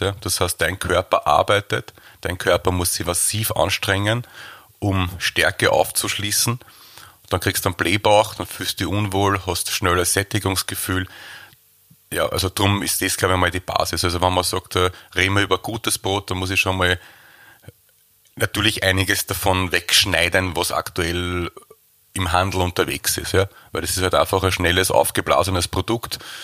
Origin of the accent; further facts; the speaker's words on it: Waldviertel, Lower Austria, Austria; wir sind aus dem Waldviertel, die Bäckerei ist im Waldviertel